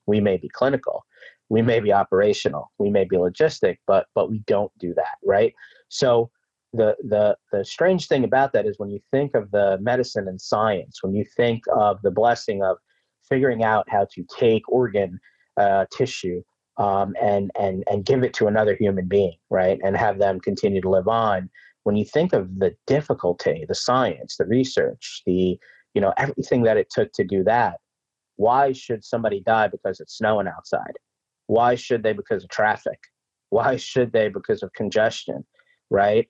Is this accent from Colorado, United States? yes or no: no; New York City, New York, United States; also born or lived in Brooklyn, New York / Long Island, New York; born in Brooklyn, raised in Queens, and you know, I live out in Long Island